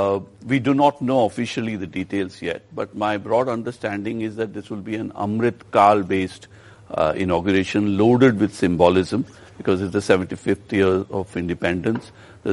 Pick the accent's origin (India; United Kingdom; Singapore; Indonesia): India; What I am worried about as an Indian